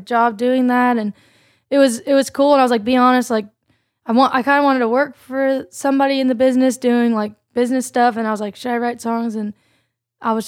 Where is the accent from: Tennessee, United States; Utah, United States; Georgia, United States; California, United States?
Georgia, United States; Sugar Hill; I'm from between like Athens and Atlanta, Sugar Hill, Georgia